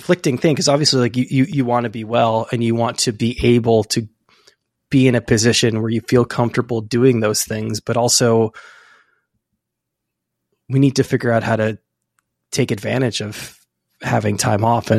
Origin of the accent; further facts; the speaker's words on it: Bay Area, Northern California, United States; moved away as an adult; now in New York, United States; I'm from California originally, but I'm from Northern California. So it's not a, you know, especially sunny or warm place.